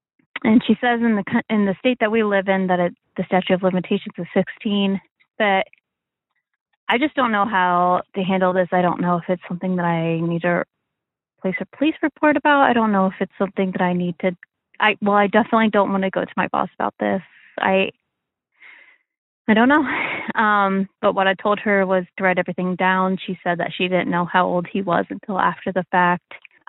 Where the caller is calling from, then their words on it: Midwest, United States; I'm calling from the Midwest. I'm in my late 20s.